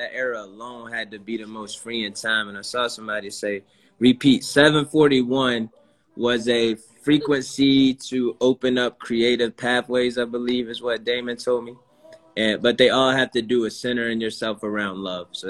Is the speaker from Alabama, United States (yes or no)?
no; Florida, United States; moved away; I grew up in Florida